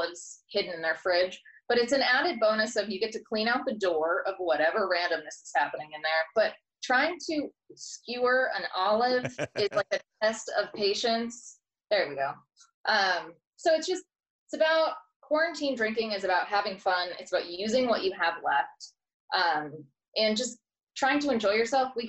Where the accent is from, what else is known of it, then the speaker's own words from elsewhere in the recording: East Coast, United States; I grew up on the East Coast.